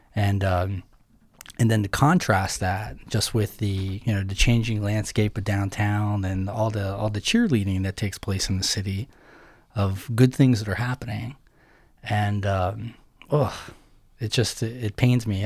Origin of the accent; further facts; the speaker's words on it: Somerset County, Western Pennsylvania, United States; I grew up in Western Pennsylvania, okay. Somerset County